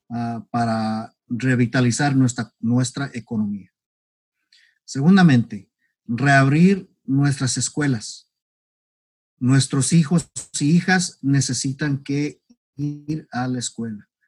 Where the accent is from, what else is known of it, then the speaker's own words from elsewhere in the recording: McAllen, Texas, United States; now in North Carolina, United States; soy ah, americano de primera generación. Este, yo estoy nacido y criado en la ciudad de McAllen, en el estado de Texas.